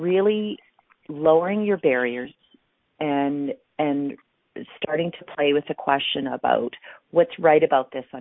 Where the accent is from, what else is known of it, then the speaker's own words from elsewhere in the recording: Canada; I'm from Canada